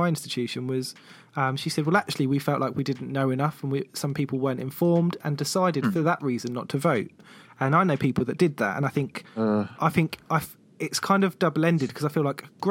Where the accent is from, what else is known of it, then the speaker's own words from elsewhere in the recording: south coast of the UK, England, United Kingdom; from the south coast of the UK